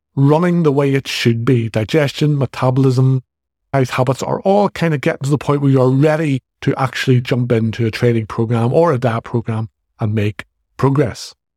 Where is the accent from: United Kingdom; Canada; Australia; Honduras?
United Kingdom; Northern Ireland; accent: Northern Irish; I'm from the north of Ireland.